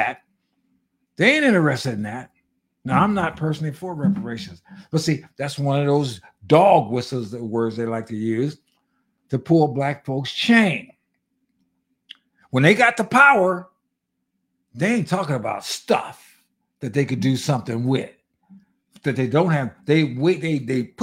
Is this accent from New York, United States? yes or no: no; Pasadena, California, United States; I grew up in Pasadena, California